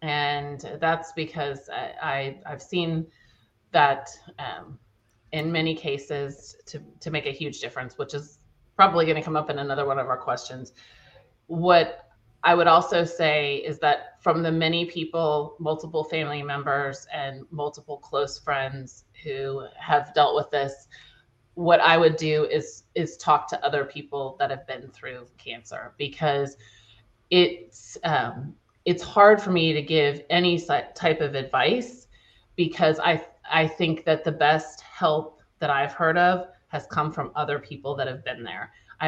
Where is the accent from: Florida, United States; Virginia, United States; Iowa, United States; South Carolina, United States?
Virginia, United States; Charlottesville; born there; I was born in Charlottesville, Virginia, and have lived all over the country and then ended up coming back to Virginia.